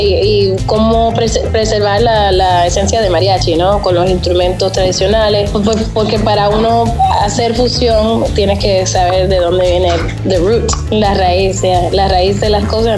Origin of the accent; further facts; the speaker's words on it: Puerto Rico; now in New York, United States; yo me crié en Puerto Rico